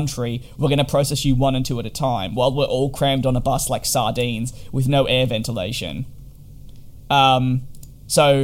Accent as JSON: {"language": "English", "country": "Australia", "also_born_or_lived": "United Kingdom", "moved": "as an adult", "said": "I'm actually Australian"}